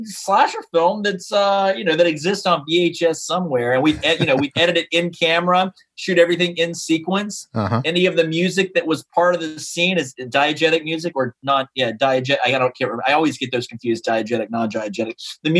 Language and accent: English; East Coast, United States; born there; Also, I was born on the East Coast. I have family in North Carolina and Florida.